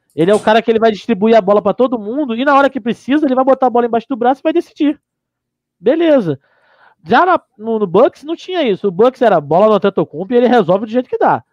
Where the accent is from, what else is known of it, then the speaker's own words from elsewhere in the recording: Brazil; also born or lived in Curitiba; A gente é brasileiro